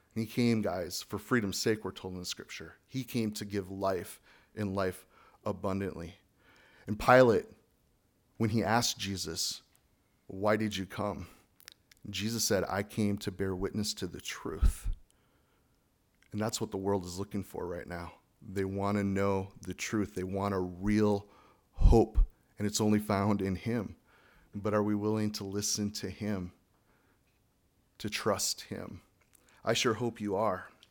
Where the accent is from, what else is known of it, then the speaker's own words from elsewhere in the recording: United States; Speaking as an American